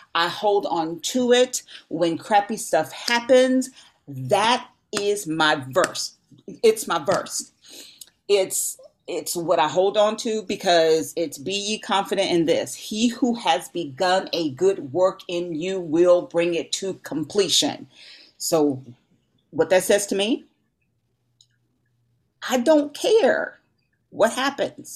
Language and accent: English; Louisiana, United States; I'm from Louisiana. We like to cook.